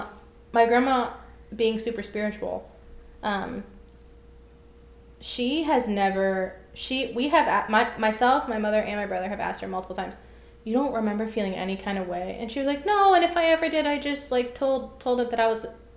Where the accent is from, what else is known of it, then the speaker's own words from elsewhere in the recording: Texas, United States; I think it was growing up in Texas.